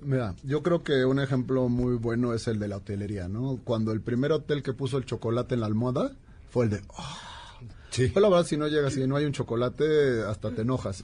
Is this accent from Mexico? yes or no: yes; Mexico; como mexicanos